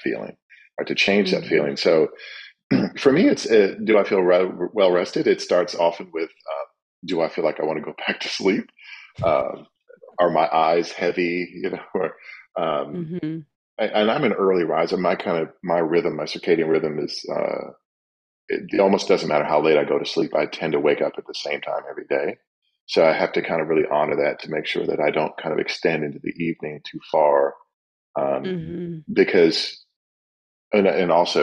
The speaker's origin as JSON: {"language": "English", "town": "Kalamazoo", "region": "Michigan", "country": "United States", "tie": "born or raised there", "moved": "as an adult", "lives_now": "Washington, D.C., United States", "said": "I've lived here twice as long as I ever did in Kalamazoo, Michigan."}